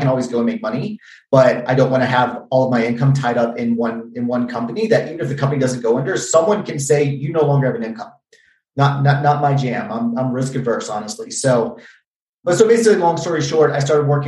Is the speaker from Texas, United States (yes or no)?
no; Virginia, United States; I'm from Virginia originally.